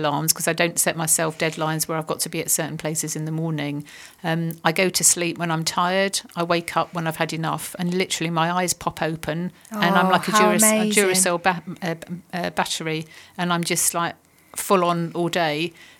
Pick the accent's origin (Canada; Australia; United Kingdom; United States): United Kingdom; I think it's part of being British as well.